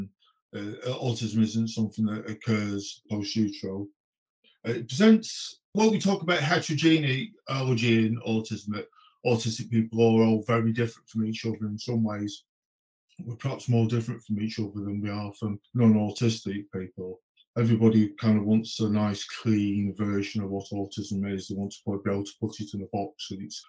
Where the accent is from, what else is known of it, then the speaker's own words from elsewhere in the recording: United Kingdom; moved away; I'm from the Peak District originally